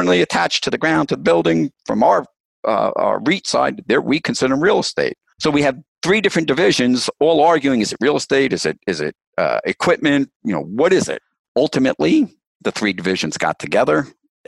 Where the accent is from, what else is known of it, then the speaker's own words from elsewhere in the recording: New Jersey, United States; I come from New Jersey